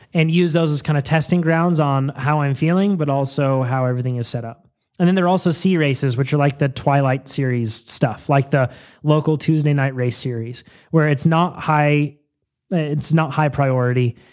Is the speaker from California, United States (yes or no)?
yes; Yolo County, California, United States; I was born in Yolo County